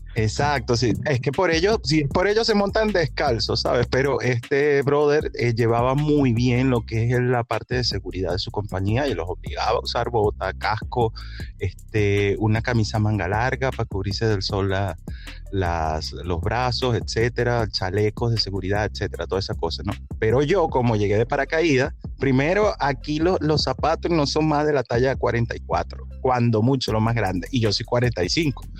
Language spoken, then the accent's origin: Spanish; Venezuela; now in Bali, Indonesia; como los venezolanos o los latinos hacemos